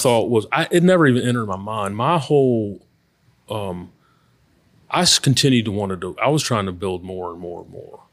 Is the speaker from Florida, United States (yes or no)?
no; Baton Rouge, Louisiana, United States; also born or lived in Oxford, Mississippi / Memphis; I am, uh, born and raised in Baton Rouge.